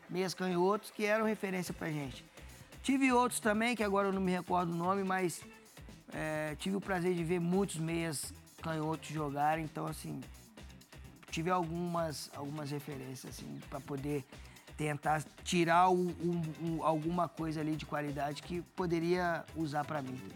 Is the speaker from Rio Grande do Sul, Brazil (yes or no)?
no; Volta Redonda, Rio de Janeiro, Brazil; moved away as an adult; now in Santos, Brazil; sou de Volta Redonda, não tem praia